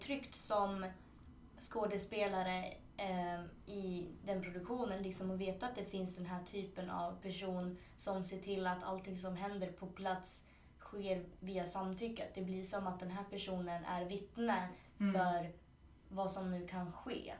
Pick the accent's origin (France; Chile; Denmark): Chile; now in Sweden; i Chile då som är mitt hemland